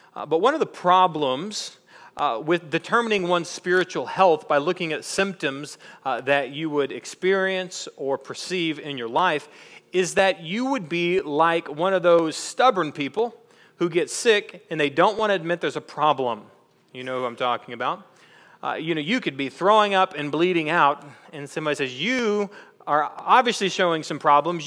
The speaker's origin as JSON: {"language": "English", "region": "East Texas", "country": "United States", "said": "we're from East Texas"}